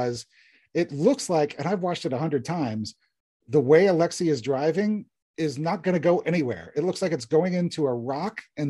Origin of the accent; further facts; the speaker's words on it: Williamsburg, Virginia, United States; I grew up in Williamsburg, Virginia